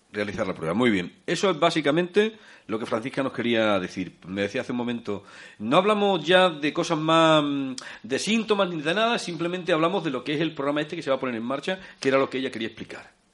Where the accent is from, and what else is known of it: Fuente de Cantos, Extremadura, Spain